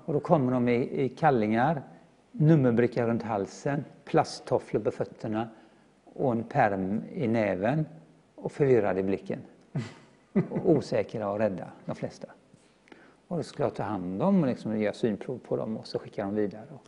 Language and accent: Swedish; Gothenburg, Västra Götaland, Sweden; är född och uppvuxen i Göteborg